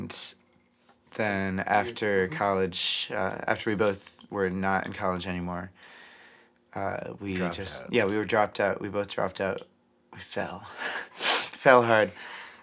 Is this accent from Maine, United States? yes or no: yes; Maine, United States; moved away as an adult; also born or lived in Boston; now in Western Massachusetts, United States; I grew up in Maine